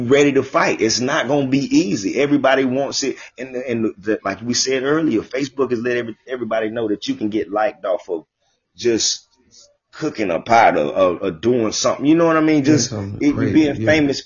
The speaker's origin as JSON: {"language": "English", "town": "Jacksonville", "region": "Florida", "country": "United States", "said": "I'm from Jacksonville."}